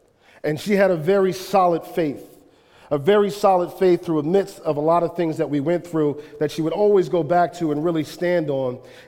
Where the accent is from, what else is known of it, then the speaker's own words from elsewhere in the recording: Chester, Pennsylvania, United States; born there; I was born in Chester, Pennsylvania. Chester, Pennsylvania is a depressed town besides like two industries, oil refinery and medical.